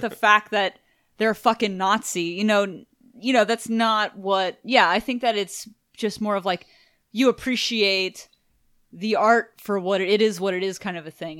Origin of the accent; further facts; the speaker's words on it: Houston, Texas, United States; we're from Houston, Texas